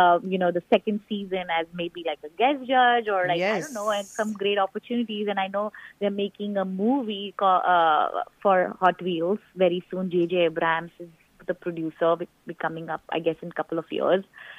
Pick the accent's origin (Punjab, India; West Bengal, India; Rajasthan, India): Rajasthan, India; now in Houston, United States; I grew up in Rajasthan. I was born and raised in Rajasthan.